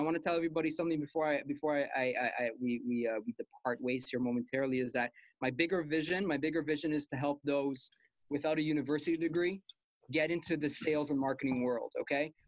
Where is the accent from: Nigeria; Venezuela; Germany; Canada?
Canada; Montreal, Quebec; moved away as an adult; now in Ottawa, Canada; I'm from Montreal